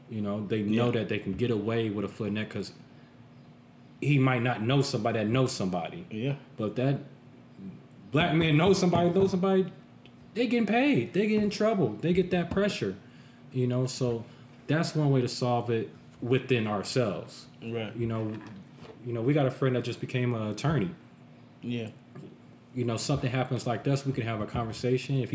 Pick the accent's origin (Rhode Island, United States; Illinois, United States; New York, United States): Illinois, United States; Chicago; now in Las Vegas, United States; I'm from Chicago